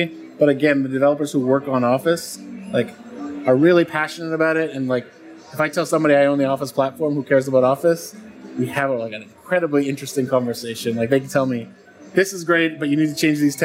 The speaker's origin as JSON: {"language": "English", "town": "Calgary", "region": "Alberta", "country": "Canada", "tie": "born or raised there", "also_born_or_lived": "Waterloo, Canada", "moved": "as an adult", "lives_now": "United States", "said": "I'm a Canadian transplant to the U.S., grew up in the west side of Canada in Calgary"}